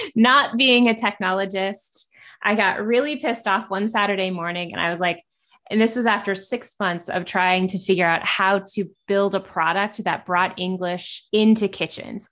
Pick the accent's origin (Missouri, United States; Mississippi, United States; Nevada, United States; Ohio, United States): Missouri, United States; Kansas City; I grew up in Kansas City and grew up in the restaurant industry